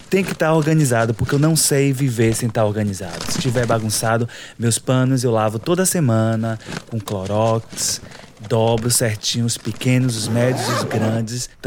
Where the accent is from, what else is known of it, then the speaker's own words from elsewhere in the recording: Salvador, Bahia, Brazil; born there; moved away as an adult; Eu nasci em Salvador, Salvador, Bahia. Pernambués é um bairro assim super populoso.